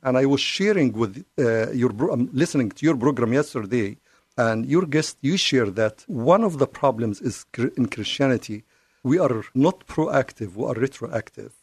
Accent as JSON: {"language": "English", "town": "Cairo", "region": "Cairo Governorate", "country": "Egypt", "tie": "born or raised there", "second_language": "English", "moved": "yes", "lives_now": "United States", "said": "I'm from the Middle East. I was born and raised in Cairo"}